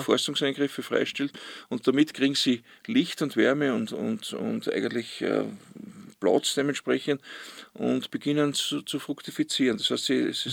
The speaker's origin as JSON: {"language": "German", "area": "Ausseerland", "region": "Styria", "country": "Austria", "tie": "born or raised there", "said": "bin ich auf See aufgewachsen"}